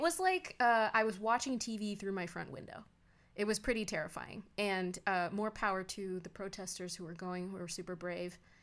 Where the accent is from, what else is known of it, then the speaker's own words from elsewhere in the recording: United States; We are American